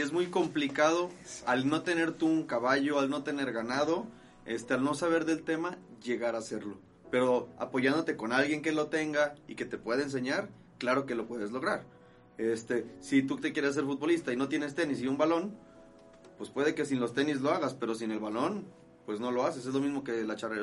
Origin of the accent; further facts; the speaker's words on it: Guadalajara, Jalisco, Mexico; soy de aquí de Guadalajara, Jalisco